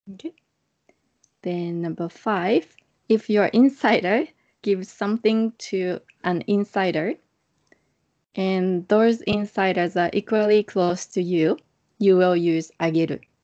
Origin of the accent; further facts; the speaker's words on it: Japan; from Japan